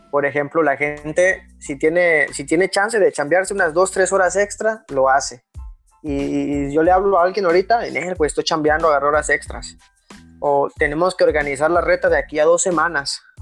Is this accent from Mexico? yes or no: yes; Acapulco, Guerrero, Mexico; Hay algo que, que me llega mucho porque yo, yo soy de Acapulco.